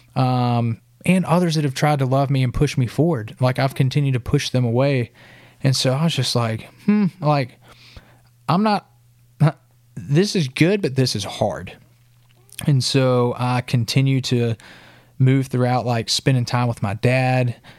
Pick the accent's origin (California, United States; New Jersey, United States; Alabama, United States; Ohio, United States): Alabama, United States; Sylacauga; moved away as an adult; now in Nashville, United States; my hometown, Sylacauga